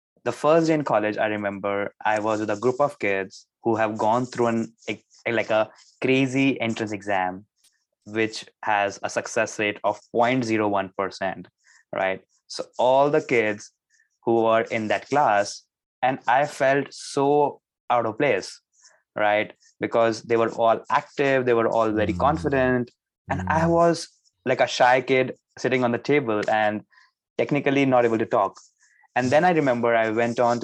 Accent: New Delhi, Delhi, India; moved away as an adult; I am from New Delhi, which is the capital of India.

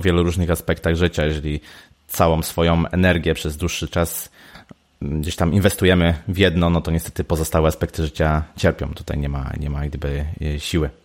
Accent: Poznań, Greater Poland, Poland; ja jestem z Poznania

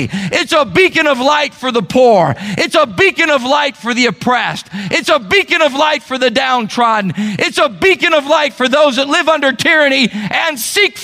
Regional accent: United States; I'm an American.

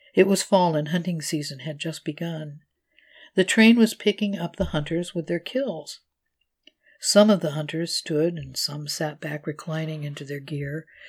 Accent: California, United States; moved away; I was in my hometown in California to help take care of my mother

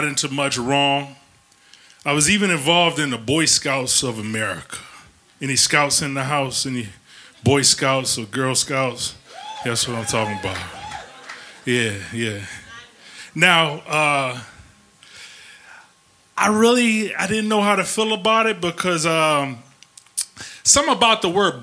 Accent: Ecorse, Michigan, United States; also born or lived in Detroit, Michigan; when my mom left my dad, we moved from Detroit to a suburb called Ecorse

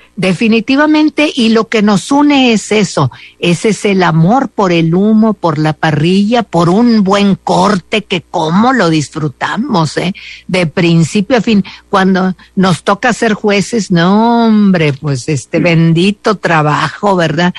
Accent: Mexico; somos muy mexicanos

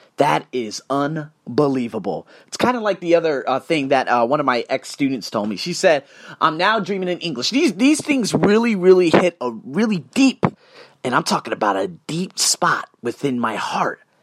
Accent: Las Vegas, Nevada, United States; moved away; I'm from Las Vegas

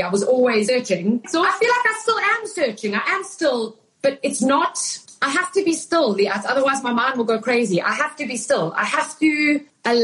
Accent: South Africa; moved away; growing up in South Africa. I was living in South Africa

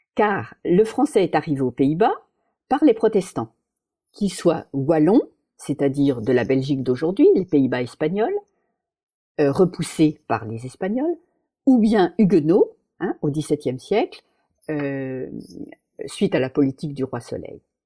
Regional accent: Paris, Île-de-France, France; moved away; ma ville, c'est Paris

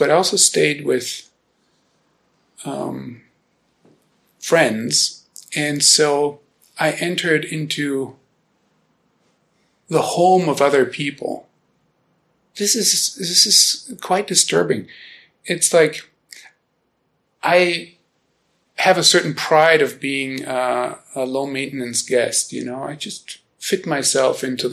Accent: Germany; born or raised there; first language German; English is a second language; now in Boulder, United States

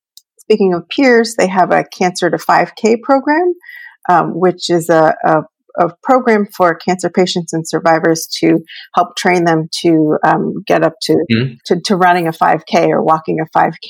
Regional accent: Baltimore, Maryland, United States; moved away; I'm from Baltimore originally, grew up born and raised in Baltimore.

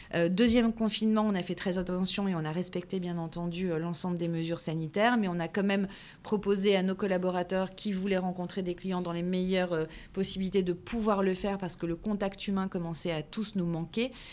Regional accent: Paris region, Île-de-France, France; je suis née en région parisienne, euh, d'une maman corésienne et d'un papa portugais

